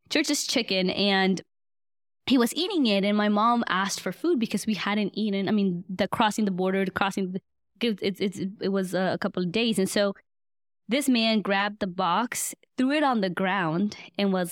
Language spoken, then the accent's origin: English; East Coast, Guatemala; born there; I just remember going to the capital city of Guatemala because I was born on the East Coast.